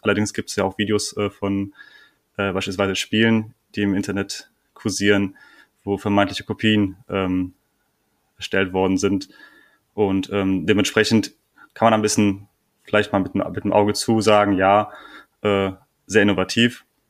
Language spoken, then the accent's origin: German; Germany; bei uns in Deutschland